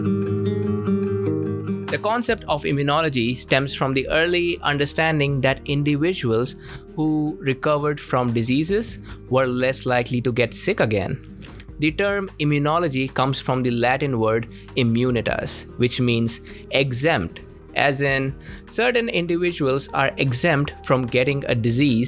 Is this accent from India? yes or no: yes; India; As an Indian